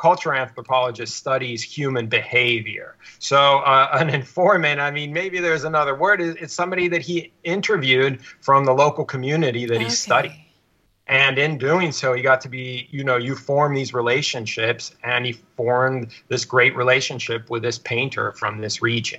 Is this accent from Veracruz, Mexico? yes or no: yes; Veracruz, Mexico; also born or lived in Mexico City; I was born in Mexico City to scholarly parents. They were anthropologists. And I was born there and spent a little bit of time there, but I really grew up on the Gulf Coast in the state of Veracruz